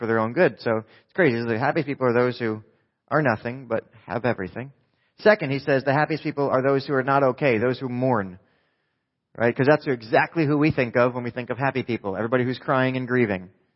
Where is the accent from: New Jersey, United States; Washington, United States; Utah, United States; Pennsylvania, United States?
New Jersey, United States; I'm from New Jersey